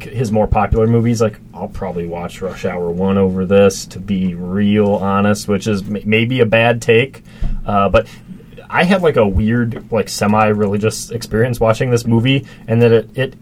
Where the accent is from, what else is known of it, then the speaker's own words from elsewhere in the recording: St. Cloud, Minnesota, United States; I grew up in St. Cloud, Minnesota